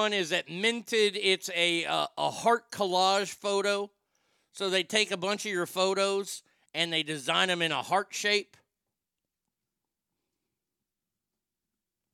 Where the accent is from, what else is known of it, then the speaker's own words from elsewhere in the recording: Garland, Texas, United States; growing up in Garland